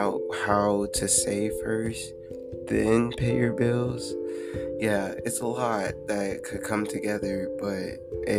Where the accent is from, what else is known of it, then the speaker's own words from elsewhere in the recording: Fountain, Colorado, United States; I'm from Fountain, Colorado, raised by a wonderful mother